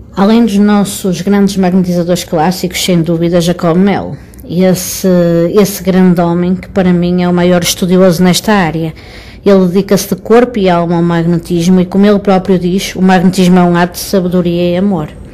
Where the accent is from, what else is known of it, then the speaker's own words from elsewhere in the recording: Matosinhos, Porto District, Portugal; Eu sou de Matosinhos, uma cidade que pertence ao distrito do Porto